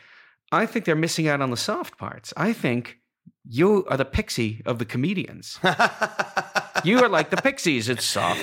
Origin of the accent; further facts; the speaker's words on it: United States; as an American